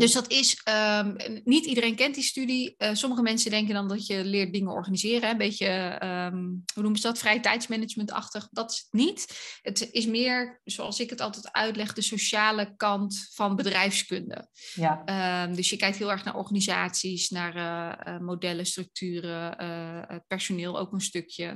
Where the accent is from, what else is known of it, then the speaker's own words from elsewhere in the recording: Dordrecht, South Holland, Netherlands; moved away as an adult; also born or lived in Tilburg / Hilversum; now in Loosdrecht, Netherlands; ik ben opgegroeid in Dordrecht.